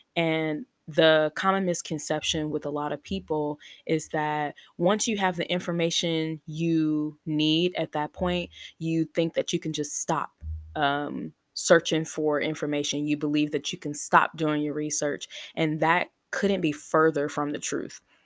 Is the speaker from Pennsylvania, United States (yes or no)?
no; Chicago, Illinois, United States; now in Texas, United States; we currently live in Texas. We're originally from Chicago, but we currently live in Texas